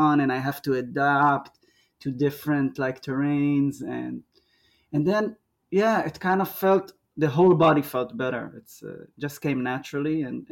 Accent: Israel; moved away as an adult; now in Melbourne, Australia; I'm from Israel. I'm 39. Came to Australia about 2 years ago

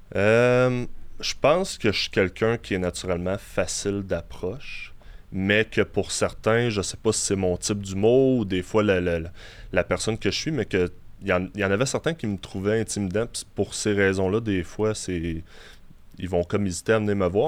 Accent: Quebec City, Quebec, Canada; also born or lived in Longueuil; je viens de Québec. mes deux parents étaient dans, dans l'armée, donc on a été mutés ici. D'origine, en fait, je viens de Longueuil. Je suis né à Longueuil jamais réellement resté là longtemps, puisque comme j'ai dit, mes, mes parents ont été mutés à Québec

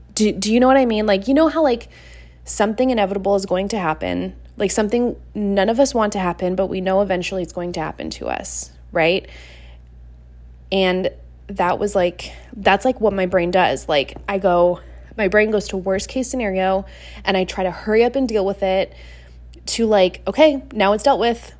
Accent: Seattle, Washington, United States; moved away as an adult; now in Montana, United States; I left my hometown of Seattle, Washington, and I moved over to Montana

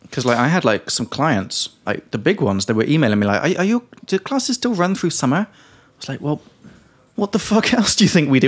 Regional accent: England, United Kingdom; from England

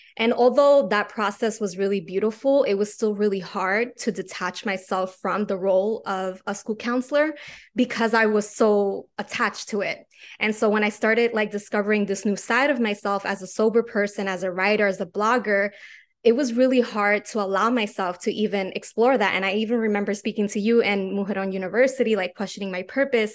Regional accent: New York City, New York, United States; I am from New York City.

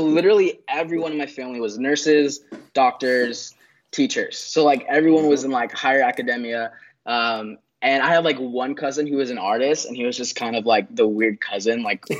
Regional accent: Philippines; now in United States; I'm half Filipino. So my father is American. My mom is Filipino. So I grew up half of my life in the Philippines, loved it, moved to America, loved it as well.

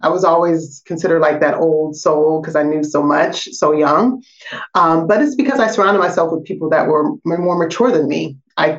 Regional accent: Portland, Oregon, United States; You know, I grew up in Portland, Oregon.

